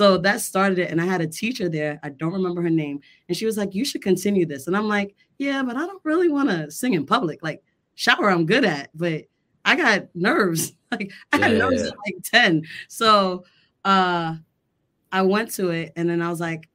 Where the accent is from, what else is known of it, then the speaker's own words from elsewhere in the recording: New York City, New York, United States; I'm from Brooklyn, New York.